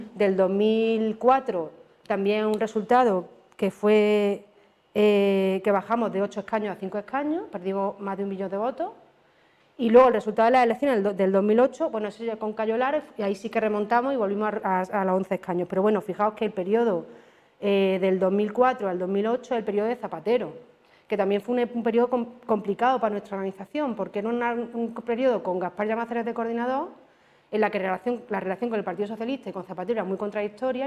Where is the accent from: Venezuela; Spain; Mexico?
Spain; Córdoba, Andalusia; soy de Córdoba. Entonces, los que somos de Córdoba, las que somos de Córdoba